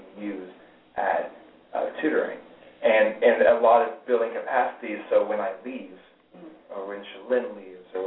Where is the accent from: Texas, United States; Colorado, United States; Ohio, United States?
Texas, United States; Houston; moved away as an adult; also born or lived in Kentucky; I was born in Texas and went to school there. In Houston for 18 years.